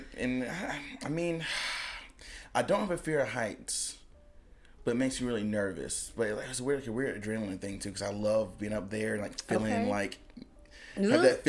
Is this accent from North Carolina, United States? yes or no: yes; High Point, North Carolina, United States; moved away as an adult; also born or lived in Greensboro; now in Savannah, United States; I grew up in High Point, and Greensboro is only like 30 minutes away